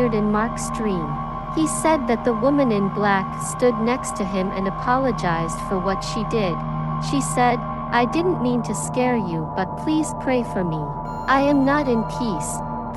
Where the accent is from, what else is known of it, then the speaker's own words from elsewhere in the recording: Thailand; I'm basically from Thailand